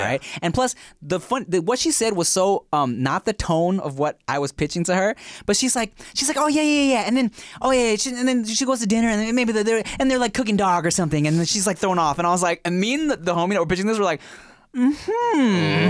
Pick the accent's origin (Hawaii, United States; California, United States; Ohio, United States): California, United States; Long Beach; also born or lived in Billings, Montana / Paramount, California; I've been in Long Beach and, uh, spent my, like, young adult life in Paramount from, like, high school upwards